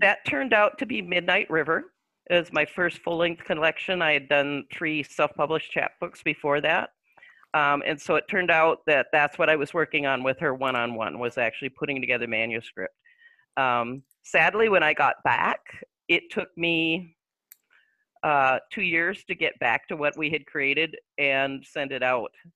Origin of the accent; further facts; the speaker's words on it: Little Falls, Minnesota, United States; moved away as an adult; I decided to come back to my hometown